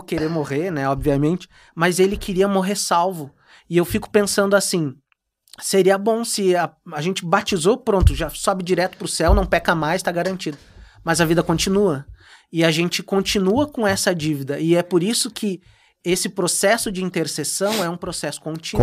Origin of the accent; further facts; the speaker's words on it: Viamão, Rio Grande do Sul, Brazil; pro pessoal de Viamão, lá da minha igreja, onde eu me criei, cresci